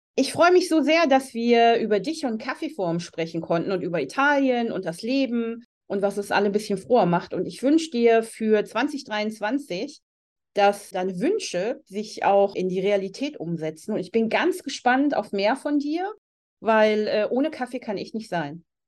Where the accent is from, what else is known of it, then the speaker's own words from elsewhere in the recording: Germany; hier bei uns in Deutschland.